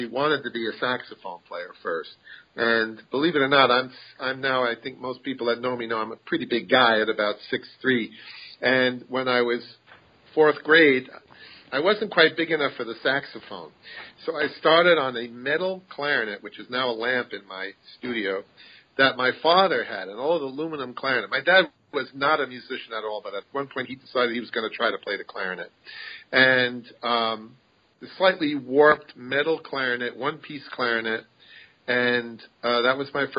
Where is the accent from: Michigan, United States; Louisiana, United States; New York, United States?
New York, United States; Massapequa; I was born and raised on Massapequa, Long Island, which is on the south shore of Long Island